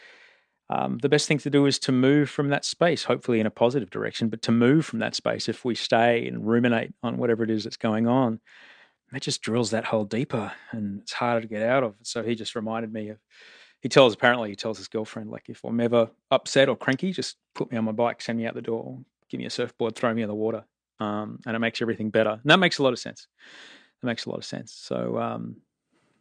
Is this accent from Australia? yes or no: yes; Australia; I'm Australian. I live between Venice Beach and Bondi Beach